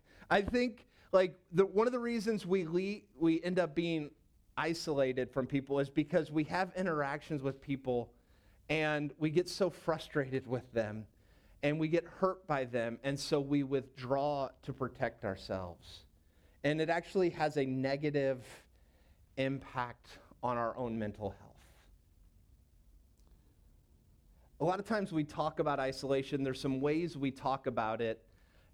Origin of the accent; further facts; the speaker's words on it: St. Louis, Missouri, United States; moved away as an adult; also born or lived in Knoxville, Tennessee; I grew up in St. Louis